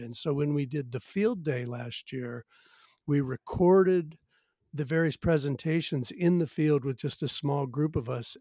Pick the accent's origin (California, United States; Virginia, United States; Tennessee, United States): Virginia, United States; now in Washington, United States; I'm actually originally from Virginia and grew up on the edge of the the suburbs